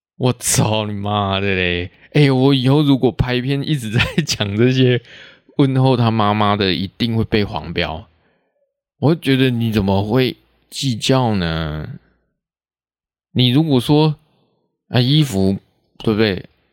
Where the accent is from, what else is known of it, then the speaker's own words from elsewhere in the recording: Taiwan; accent: Taiwanese Hokkien; first language Taiwanese Hokkien; Chinese is a second language; 会直接讲台语出来，这是自然而然的，这不用去学，这是本来就是我的母语